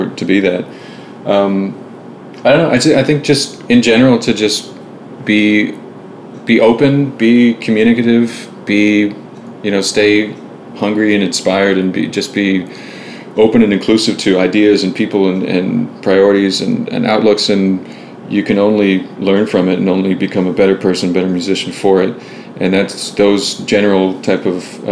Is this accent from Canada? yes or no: yes; Ottawa, Ontario, Canada; moved away as an adult; now in Toronto, Canada; Two of us are. Alex and I are